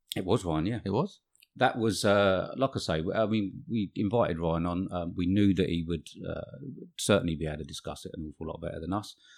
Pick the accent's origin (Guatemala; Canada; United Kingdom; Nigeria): United Kingdom; England; We're English